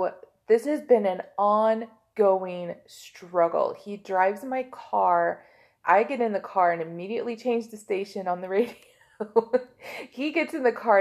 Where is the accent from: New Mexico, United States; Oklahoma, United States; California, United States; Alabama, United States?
Oklahoma, United States; I'm from Oklahoma